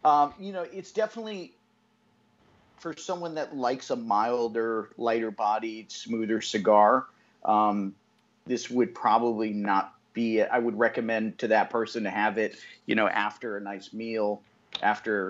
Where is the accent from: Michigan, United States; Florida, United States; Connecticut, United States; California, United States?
Connecticut, United States; moved away as an adult; now in Nicaragua; I was 24 when I moved to Nicaragua, and being from Connecticut